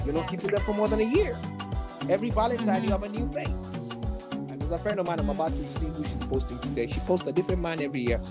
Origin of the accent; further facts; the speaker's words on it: Nairobi, Kenya; now in Kansas, United States; I grew up in Kenya, right, Nairobi